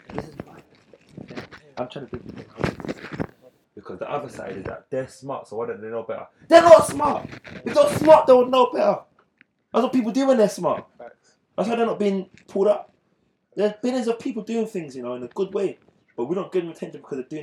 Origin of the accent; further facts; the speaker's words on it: United Kingdom; I'm British still